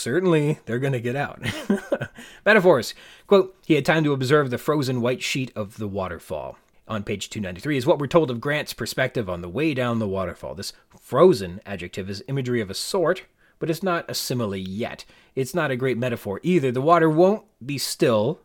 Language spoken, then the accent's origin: English; Canada; as a Canadian, we get our milks in bags